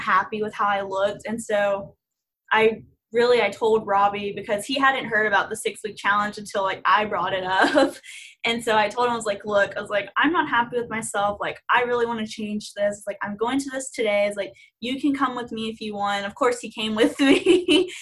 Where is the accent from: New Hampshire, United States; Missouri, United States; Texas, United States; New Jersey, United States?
Texas, United States; Houston; I'm from Houston and I am a senior at A&M